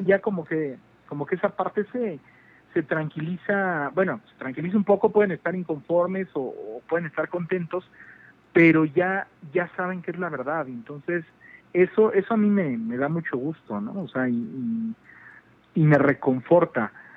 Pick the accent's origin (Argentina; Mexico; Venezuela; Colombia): Mexico; yo vengo de México